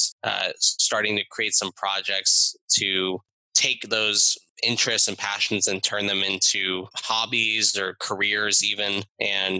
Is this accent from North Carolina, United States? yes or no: no; South Florida, United States; I was Miami Heat fan growing up in South Florida.